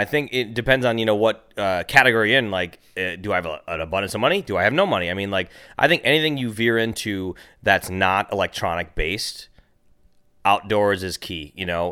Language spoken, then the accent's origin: English; Minnesota, United States; now in California, United States; I'm from Minnesota